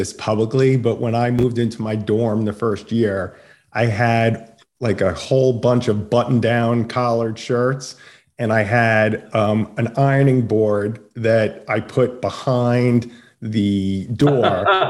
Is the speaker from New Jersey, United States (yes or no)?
no; Long Island, New York, United States; I grew up on Long Island, a St. John's fan.